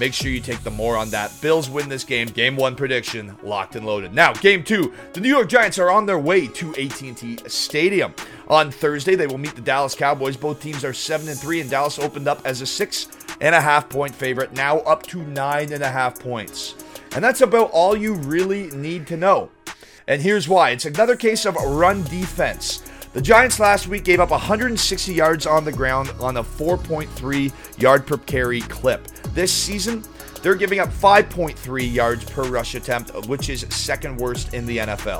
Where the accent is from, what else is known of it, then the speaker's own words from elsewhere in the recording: Canada; I am Canadian.